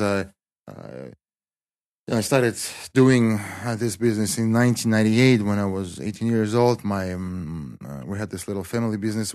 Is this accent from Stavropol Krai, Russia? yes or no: yes; Kislovodsk, Stavropol Krai, Russia; English is a second language; also born or lived in Spartanburg, South Carolina, United States; most of my life, I stayed in, uh, my hometown.